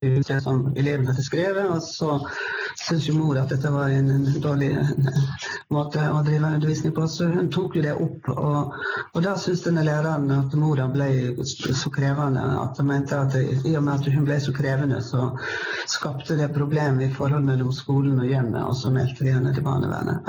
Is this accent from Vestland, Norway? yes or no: yes; Sogn, Western Norway, Vestland, Norway; moved away as an adult; now in Lillehammer, Norway; Jeg kom fra Vestlandet, jeg kom fra Sogn, men eh, har bodd på Lillehammer nå i ca. 25 år